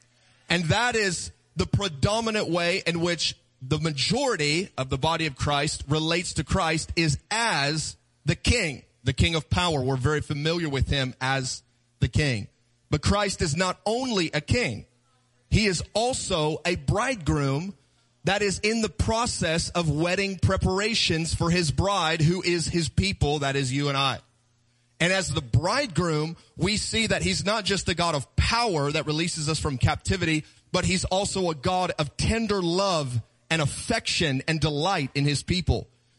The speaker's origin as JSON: {"language": "English", "town": "Kansas City", "region": "Missouri", "country": "United States", "said": "We're from Kansas City. We do barbecue. We know how to eat."}